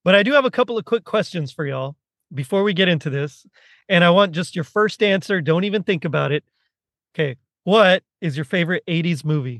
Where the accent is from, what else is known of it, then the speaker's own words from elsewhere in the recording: Texas, United States; I'm from Texas, where, like, hockey's not really a thing